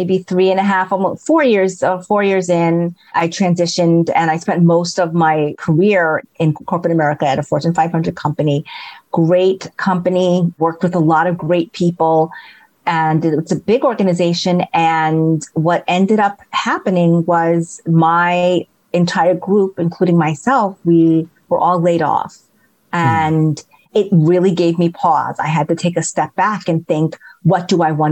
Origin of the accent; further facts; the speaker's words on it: New York City, New York, United States; I grew up in Queens in New York